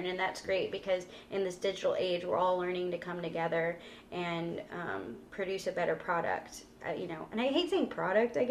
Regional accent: San Antonio, Texas, United States; moved away as an adult; also born or lived in Corpus Christi, Texas; I'm from San Antonio, but I grew up going to Corpus

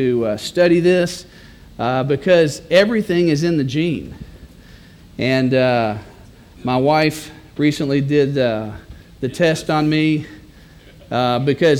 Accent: Texas, United States; I'm a Texan

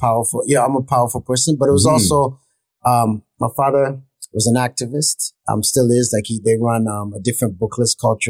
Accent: Toronto, Ontario, Canada; now in New York, United States; Yeah, I grew up in the West End.

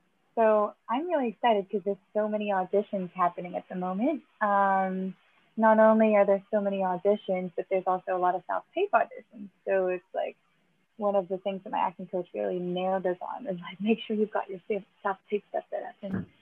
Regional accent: New Zealand; I'm from New Zealand.

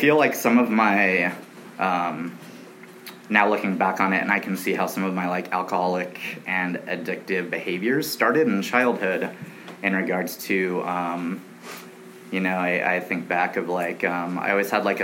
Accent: Long Beach, California, United States; also born or lived in Big Piney, Wyoming; I grew up primarily in Long Beach, California, which is very near, close

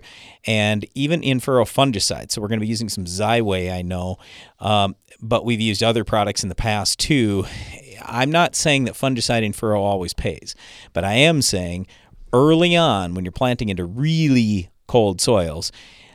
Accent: South Dakota, United States; we're from South Dakota

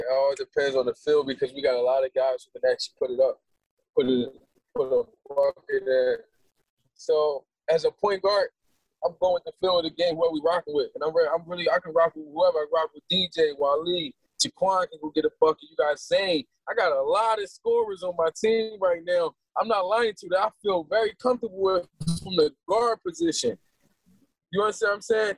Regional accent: Philadelphia, Pennsylvania, United States; I'm from Philadelphia, fifth largest market

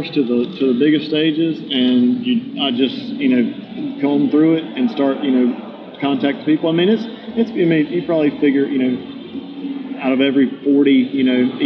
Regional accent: about 30 miles east of Biloxi, Mississippi Gulf Coast, United States; It's about 30 miles west of my hometown, down on the coast in Biloxi, Mississippi.

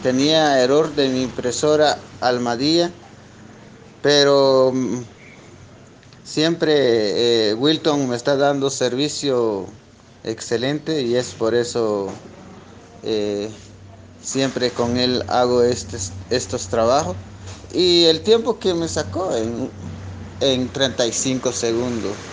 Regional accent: Guatemala; Soy de Guatemala

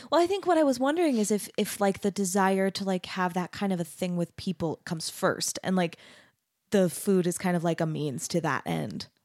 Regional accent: Mesa, Arizona, United States; moved away as an adult; also born or lived in Denton, Texas; now in Utah, United States; I grew up in Mesa, Arizona, which is really similar

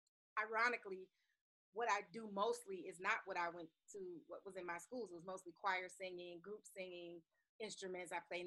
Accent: Detroit, Michigan, United States; also born or lived in Kentucky / New York; now in Palisades Park, United States; I'm originally from Detroit, born and raised on the west side. Between Southfield and Evergreen, 6 and 7, like a little grid.

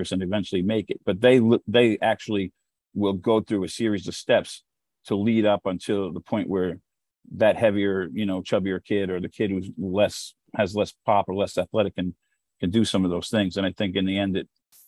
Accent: United States; as an American

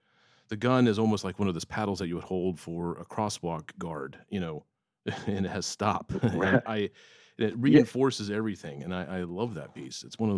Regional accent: Florida, United States; I grew up in Florida where it pretty much is humidity all the time.

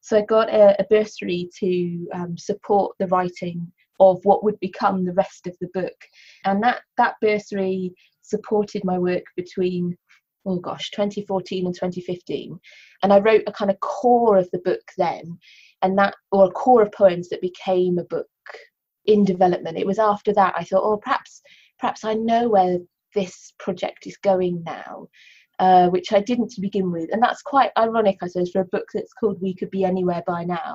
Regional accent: Cornwall, South West England, United Kingdom; first language English; moved away as an adult; now in Wales, United Kingdom; I grew up in Cornwall and I moved to Wales uh, when I went to university a while ago now.

